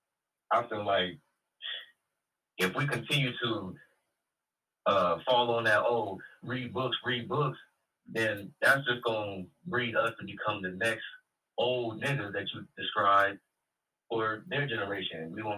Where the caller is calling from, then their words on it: Los Angeles, California, United States; Good evening, Jason. … out of Los Angeles.